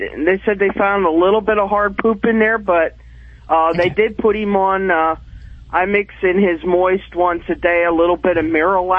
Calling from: near Reading, Pennsylvania, United States; Calling from Burnville, Pennsylvania, near Reading.

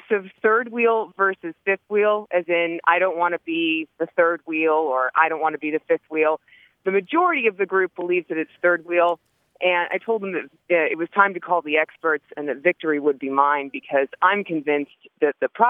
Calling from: San Diego, California, United States; I'm calling from San Diego.

